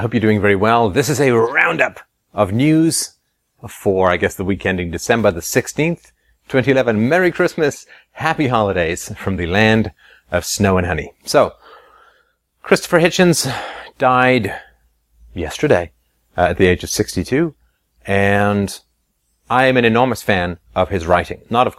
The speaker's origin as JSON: {"language": "English", "region": "England", "country": "United Kingdom", "tie": "born or raised there", "said": "Obviously, I grew up in England, and I went to boarding school for a while."}